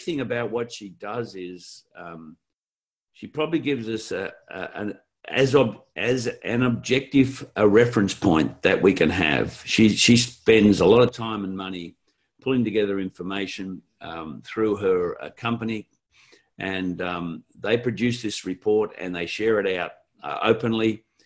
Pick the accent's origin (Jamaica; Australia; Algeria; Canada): Australia; being Australian working the globe